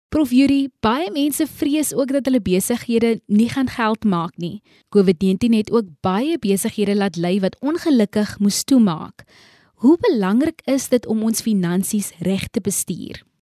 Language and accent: Afrikaans; South Africa; ons as Suid-Afrikaners